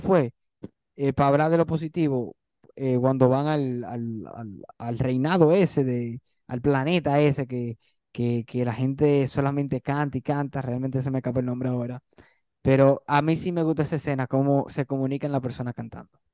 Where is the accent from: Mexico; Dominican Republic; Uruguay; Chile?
Dominican Republic; somos dominicanos